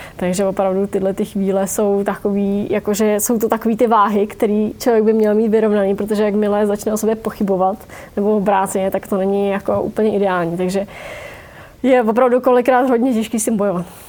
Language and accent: Czech; Vysočina Region, Czechia; u nás na Vysočině